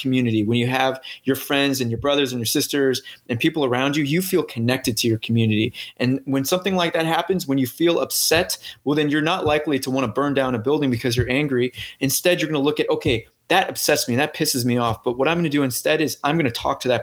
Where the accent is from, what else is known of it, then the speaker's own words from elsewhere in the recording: St. Louis, Missouri, United States; moved away; I'm from St. Louis